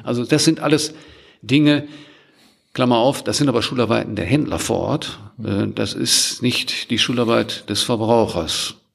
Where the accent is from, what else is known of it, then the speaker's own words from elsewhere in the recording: Germany; wir als Deutsche